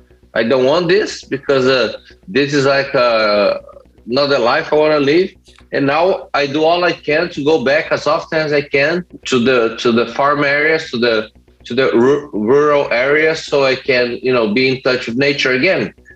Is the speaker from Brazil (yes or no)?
yes; Brazil; For me, it's kind of crazy because I grew up in a farm, and then I was eating that, you know, the best food you could possibly have.